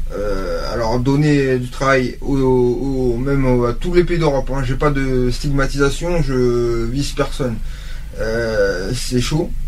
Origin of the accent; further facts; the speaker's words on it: France; nous qu'on est français